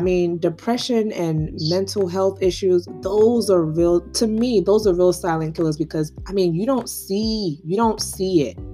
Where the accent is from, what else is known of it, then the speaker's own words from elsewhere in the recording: Nigeria; I'm Nigerian.